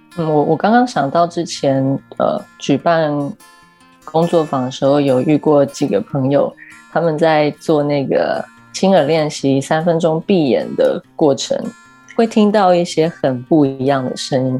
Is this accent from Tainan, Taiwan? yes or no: no; Keelung, Taiwan; moved away as an adult; also born or lived in Taipei; 基隆是我生长的地方嘛，我， 我一直到十八岁才离开基隆，然后搬到台北